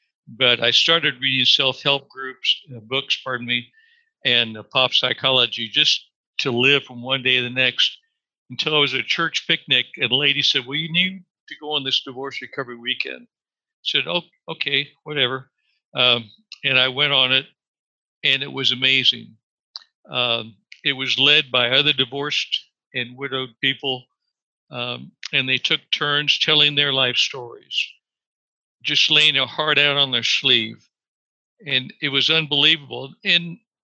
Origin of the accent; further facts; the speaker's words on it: Kansas, United States; moved away as an adult; also born or lived in Dallas; I grew up in the Midwest in Kansas, attending church with my family